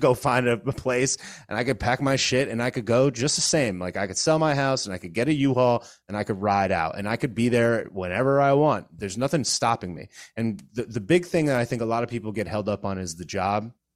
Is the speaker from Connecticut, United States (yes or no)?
yes; Connecticut, United States; moved away as an adult; now in Florida, United States; I was born and raised in Connecticut